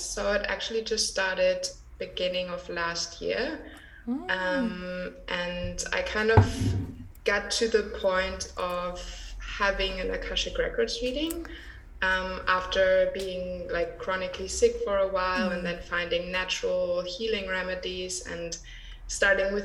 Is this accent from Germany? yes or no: yes; Germany; I grew up in Germany